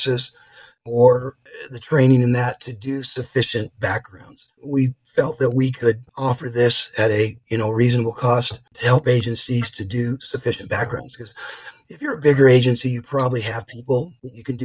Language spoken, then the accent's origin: English; Los Angeles, California, United States; moved away as an adult; now in Boise, United States; I'm originally from Los Angeles